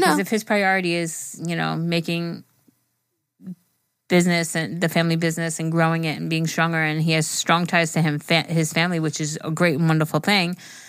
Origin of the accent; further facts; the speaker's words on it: India; Well, I'm from India, and I need some advice on how to handle some situation that comes in front of me.